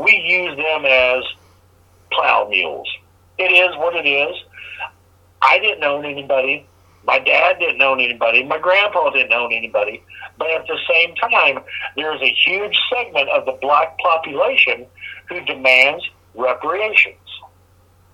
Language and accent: English; Colorado, United States; moved away; also born or lived in Arizona / Indiana; I grew up in Carmen, all of that shit in Colorado and Arizona